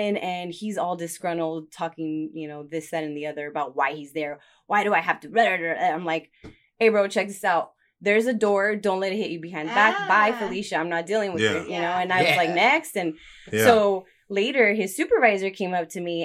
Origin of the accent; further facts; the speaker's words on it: Los Angeles, California, United States; born and raised in Southeast